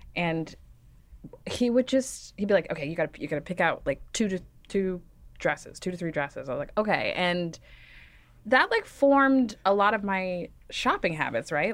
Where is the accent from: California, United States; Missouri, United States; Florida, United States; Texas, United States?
Texas, United States; Dallas; I grew up in Dallas, Texas